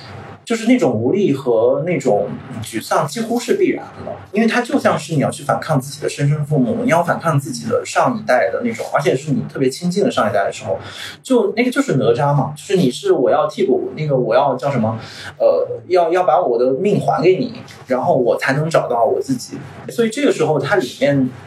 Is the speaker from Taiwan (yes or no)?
no; China; 尤其对我们中国人来讲，他可能牺牲自己眼前